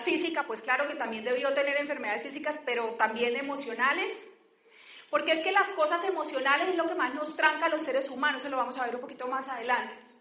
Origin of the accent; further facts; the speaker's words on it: Barrancabermeja, Santander, Colombia; now in Bogotá, Colombia; yo soy de Barranca Bermeja